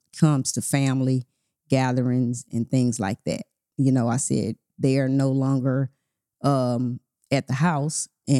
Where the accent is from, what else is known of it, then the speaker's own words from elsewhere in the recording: Port Arthur, Texas, United States; moved away; I'm from Port Arthur, Texas, and we had an aunt, my great aunt